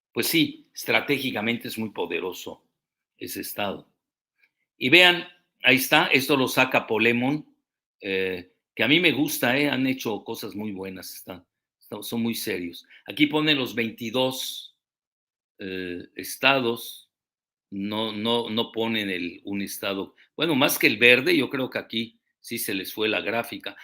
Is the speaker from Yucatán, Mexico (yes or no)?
yes; Yucatán, Mexico; soy yucateco